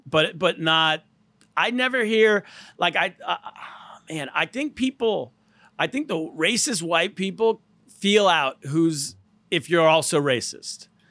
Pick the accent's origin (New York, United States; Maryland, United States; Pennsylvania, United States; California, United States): California, United States; I'm from California.